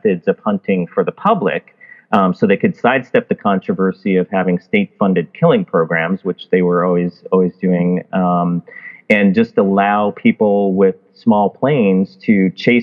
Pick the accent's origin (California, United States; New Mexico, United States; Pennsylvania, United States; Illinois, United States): Illinois, United States; Chicago; moved away; also born or lived in Alaska; I grew up in Chicago, in inner city Chicago